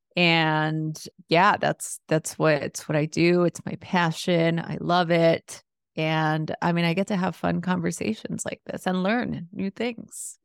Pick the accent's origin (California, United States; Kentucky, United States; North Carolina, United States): California, United States; Los Angeles; growing up in East L A during the L A riots in a really chaotic environment, first generation Mexican-American